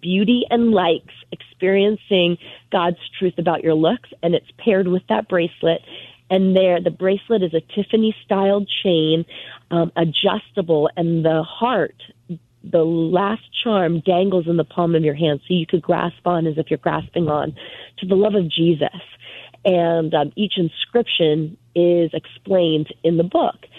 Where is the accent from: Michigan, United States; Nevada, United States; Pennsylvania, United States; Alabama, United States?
Pennsylvania, United States; Northampton; moved away as an adult; also born or lived in California; now in Pennsylvania, United States; my hometown theater in Northampton, Pennsylvania